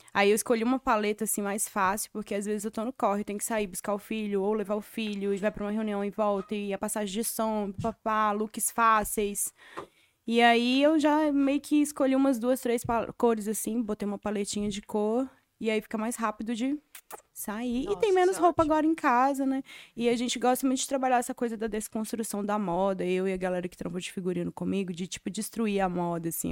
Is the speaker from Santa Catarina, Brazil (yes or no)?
no; Sabará, Minas Gerais, Brazil; moved away as an adult; now in São Paulo, Brazil; eu sou de BH, né? Cresci em BH, na verdade, de Sabará, que é do lado.